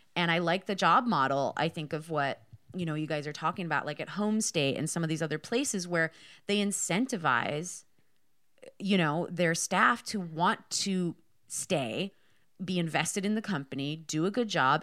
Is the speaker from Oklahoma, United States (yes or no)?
no; Michigan, United States; I'm from Michigan